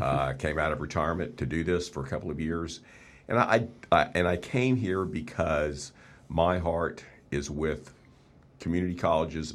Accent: Texas, United States; moved away as an adult; also born or lived in Oklahoma / Arkansas / South Dakota; I was born and raised in Texas

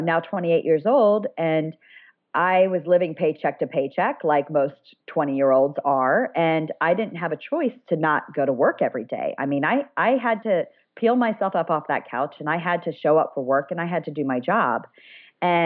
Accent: Ohio, United States; moved away as an adult; also born or lived in Colorado; my hometown in Ohio

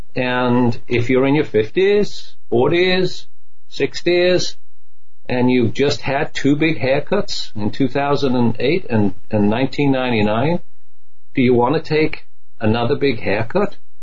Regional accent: United Kingdom; now in United States; I'm a proud American British. You know, I'm joined. I mean, I love my home country, the old country

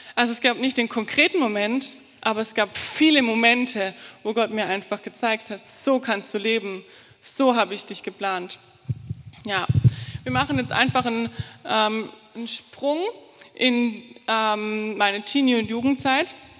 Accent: Altensteig, Baden-Württemberg, Germany; moved away as an adult; now in Fulda, Germany; Ich komme aus dem Schwarzwald, aus dem tiefen, schönen Schwarzwald, ähm, Schwabenland, Altensteig. Das Dorf, aus dem ich komme, heißt Spielberg. Ähm, und ich bin in einer neunköpfigen Familie groß geworden.

